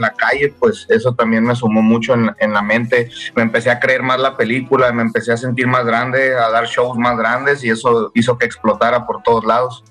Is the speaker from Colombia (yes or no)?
no; San Luis Potosí, Mexico; also born or lived in Monterrey; Ahí crecí, carnal, ahí en San Luis. Pero soy nacido en Monterrey y crecido y, pues aprendí todo el curso intensivo en San Luis Potosí.